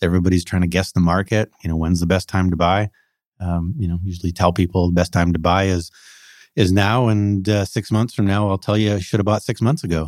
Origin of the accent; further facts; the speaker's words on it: Coquitlam, British Columbia, Canada; I grew up in the Tri-Cities in Coquitlam, so I know the area very well